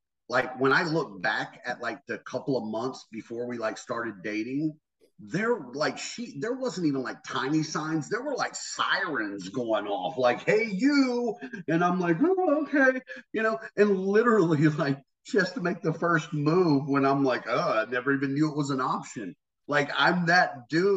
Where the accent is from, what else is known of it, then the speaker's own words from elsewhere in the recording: North Carolina, United States; I grew up in the South, man. I grew up in North Carolina